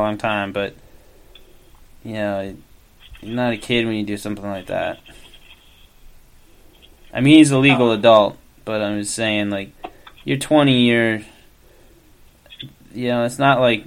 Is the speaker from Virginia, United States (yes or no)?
yes; Virginia, United States; that's my home state